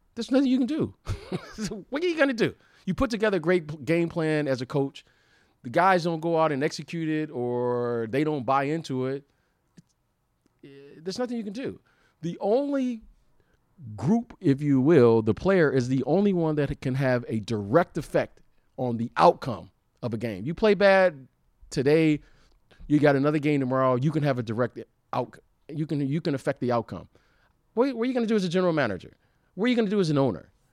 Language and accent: English; Detroit, Michigan, United States; moved away; also born or lived in Chicago; I'm I'm a Detroit native, so I root for the Detroit teams. I grew up there